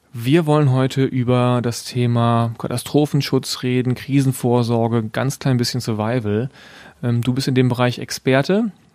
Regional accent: West Germany, Germany; ich komme ja aus Westdeutschland

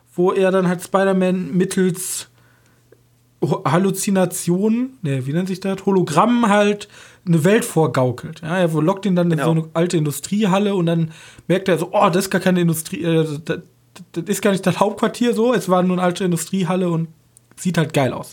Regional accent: German–Dutch border area, Germany; als Deutscher von der Grenze, ich komm, wir kommen ja von der Grenze

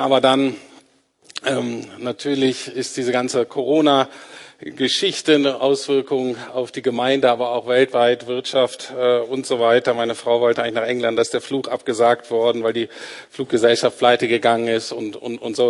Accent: Germany; wir Deutsche

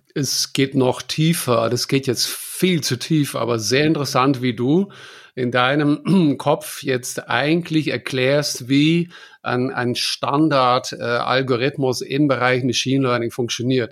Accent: Germany; bei uns in Deutschland

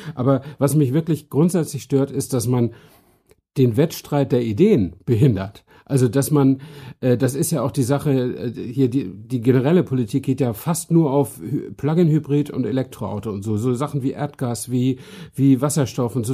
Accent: Northern Germany, Germany; accent: North German; Ich bin ja Norddeutscher, wie äh, auch die, die es nicht wissen, hören können

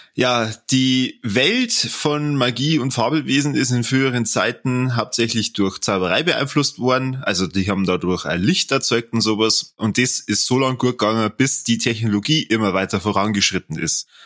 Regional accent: Germany; bei uns in Deutschland

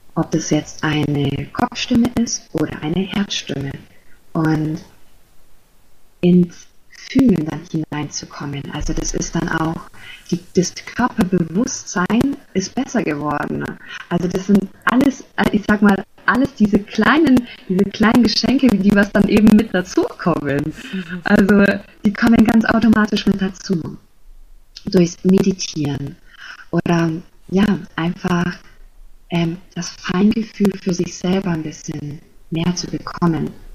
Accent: Germany; ich komme aus Deutschland

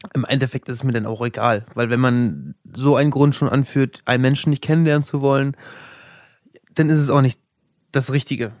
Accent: Rostock, Mecklenburg-Vorpommern, Germany; moved away as an adult; now in Berlin, Germany; ich bin aus Rostock aus. Ich bin Nordlicht.

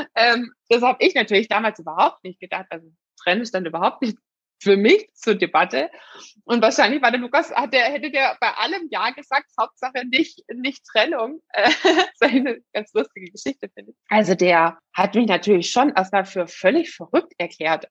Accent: Swabia, Germany; ich bin Schwäbin

